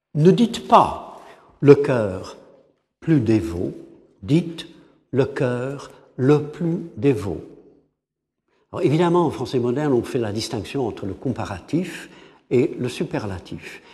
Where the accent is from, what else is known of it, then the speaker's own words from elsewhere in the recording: England, United Kingdom; French is a second language; En tant qu'anglais